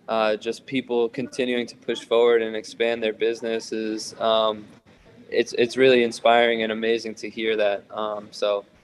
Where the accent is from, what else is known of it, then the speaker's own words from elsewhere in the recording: New York, United States; now in San Diego, United States; I'm from New York